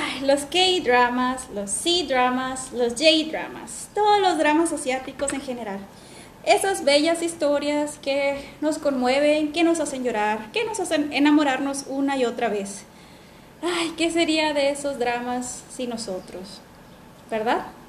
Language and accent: Spanish; northern Mexico, Mexico; las creadoras somos del norte de México